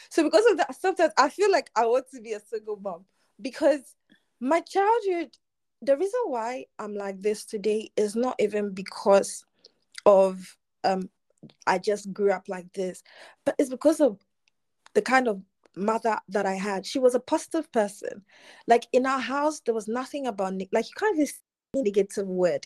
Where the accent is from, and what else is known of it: Ghana; born or raised there